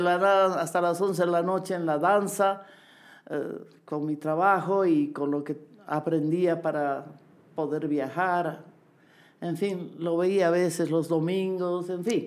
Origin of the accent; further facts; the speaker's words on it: Bolivia; also born or lived in Lima, Peru; tengo que volver a Bolivia, a mi tierra